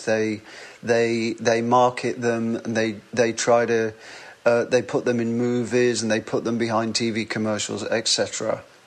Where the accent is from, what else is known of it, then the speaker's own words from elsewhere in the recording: Wigan, North West England, United Kingdom; accent: northern; I was born and raised in Wigan